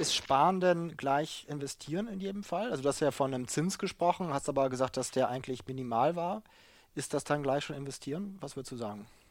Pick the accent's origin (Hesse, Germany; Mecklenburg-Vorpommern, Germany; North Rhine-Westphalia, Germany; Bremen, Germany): Bremen, Germany; also born or lived in United States / Japan; now in Hamburg, Germany; Ich komme ursprünglich aus dem Bremer Raum, wohne jetzt in Hamburg